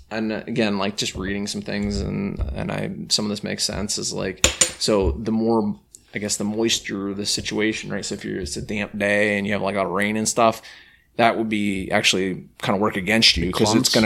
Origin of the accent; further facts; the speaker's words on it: Pennsylvania, United States; moved away as an adult; also born or lived in New York; So I remember when I first moved to New York State, I grew up in Pennsylvania